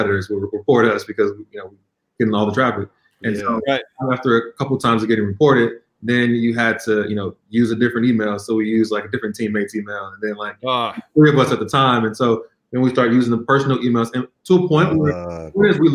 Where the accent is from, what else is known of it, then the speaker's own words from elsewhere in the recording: Chicago, Illinois, United States; also born or lived in San Francisco, California; now in New York, United States; I'm actually originally from Chicagoland area.